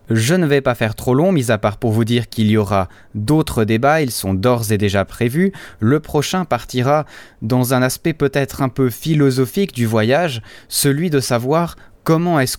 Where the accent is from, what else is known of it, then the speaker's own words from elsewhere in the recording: Switzerland; Je ne sais pas chez vous, mais chez nous en Suisse, il commence à faire de plus en plus beau.